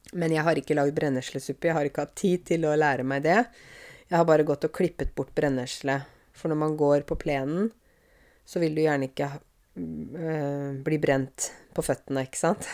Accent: Åmot, Norway; moved away; jeg vokste opp i Åmot. Jeg vokste opp på landet

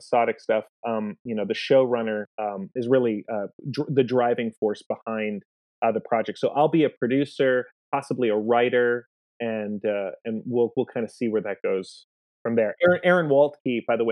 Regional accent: United States; I'm from New York

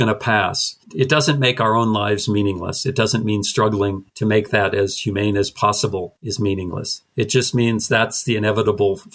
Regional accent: North Dakota, United States; growing up in North Dakota

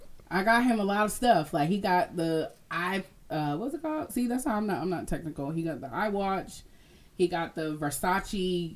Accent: Massachusetts, United States; moved away; Oh, also, now I'm from Massachusetts.

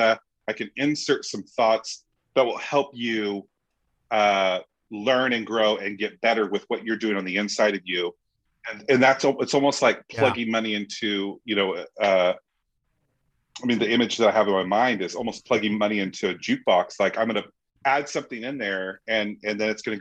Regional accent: United States; I'm American.

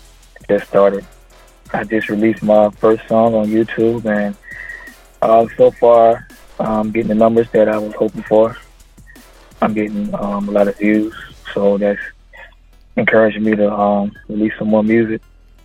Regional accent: Florida, United States; Well, the 386 comes from my area code. My hometown area code is 386, so I took it and ran with it.

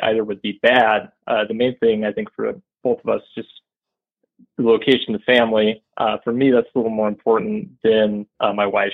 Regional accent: Bozeman, Montana, United States; moved away as an adult; now in Waco, United States; I enjoyed growing up in Montana

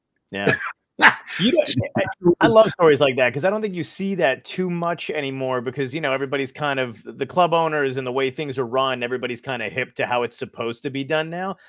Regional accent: Toms River, New Jersey, United States; also born or lived in Brooklyn, New York; Cause I'm from Brooklyn, but I went to middle school through high school in Toms River, New Jersey. So we moved.

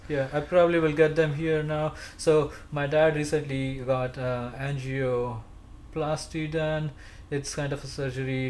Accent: India; first language Marathi; English is a second language; moved away as an adult; now in United States; my uh, friends back in India, they um, like the friends who speak my language. My yeah. my mother tongue is Marathi.

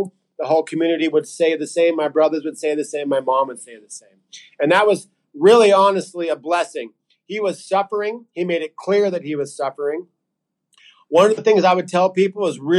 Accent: Reno, Nevada, United States; moved away as an adult; now in Ecuador; we grew up in Reno

